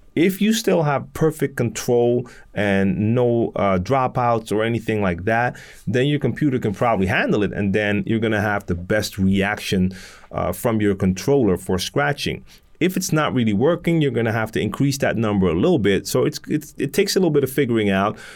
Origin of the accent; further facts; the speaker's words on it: Amsterdam, North Holland, Netherlands; I'm from Amsterdam, born and raised, and I live in Amsterdam in the Netherlands.